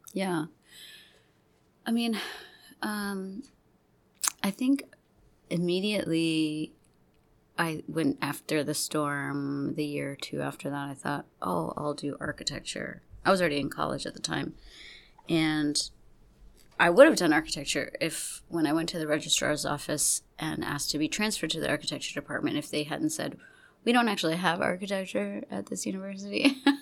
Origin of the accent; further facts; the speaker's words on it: Gulf Coast, United States; also born or lived in Texas / Louisiana; I grew up in the Gulf Coast uh, region. I grew up going back and forth between Texas and Louisiana.